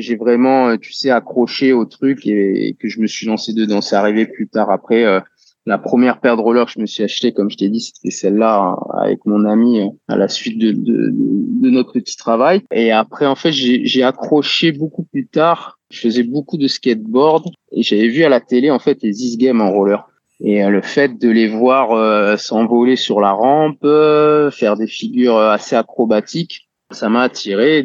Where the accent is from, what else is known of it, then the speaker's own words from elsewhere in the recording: Toulon, Provence-Alpes-Côte d'Azur, France; je suis né à Toulon et j'ai grandi à Toulon